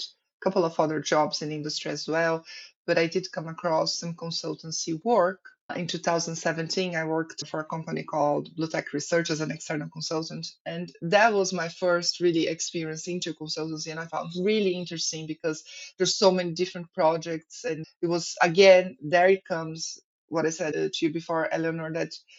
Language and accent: English; Brazil; moved away as an adult; also born or lived in Ireland; as a Brazilian studying abroad